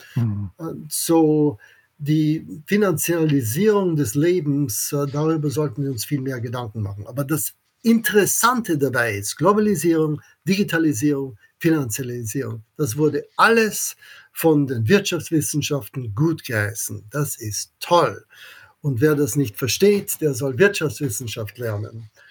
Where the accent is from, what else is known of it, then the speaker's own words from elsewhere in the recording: Vienna, Austria; German is a second language; moved away as an adult; also born or lived in Oxford, United Kingdom / Princeton, United States / Kiel, Germany; Ich bin ein Amerikaner, der in Wien in Österreich geboren wurde.